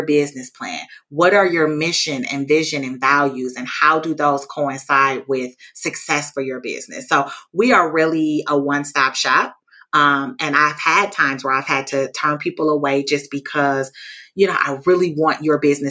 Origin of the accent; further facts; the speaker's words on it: Milwaukee, Wisconsin, United States; I'm born and raised in Milwaukee